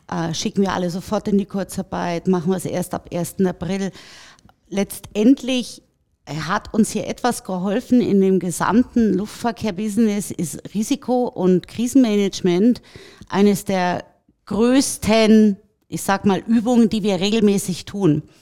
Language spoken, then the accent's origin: German; Tegernsee, Bavaria, Germany; äh, na, ich bin in den Bergen groß geworden am Tegernsee.